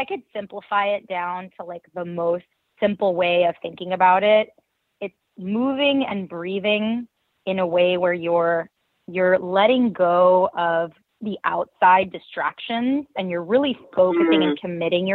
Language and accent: English; New York City, New York, United States; I was born and raised in New York City